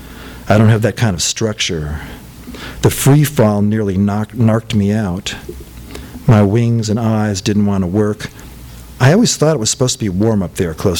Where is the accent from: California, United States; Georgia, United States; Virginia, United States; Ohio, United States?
California, United States; Rancho Cucamonga; also born or lived in Los Feliz, Los Angeles; I'm from Cucamonga